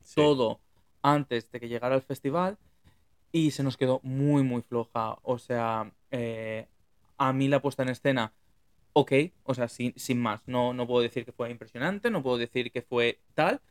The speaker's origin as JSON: {"language": "Spanish", "town": "Valencia", "region": "Valencian Community", "country": "Spain", "said": "yo soy de Valencia"}